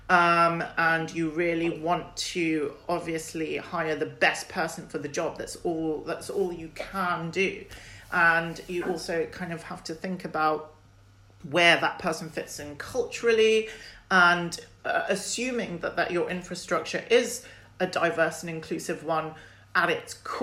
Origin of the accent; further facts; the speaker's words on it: London, United Kingdom; I'm British and I'm born and bred in London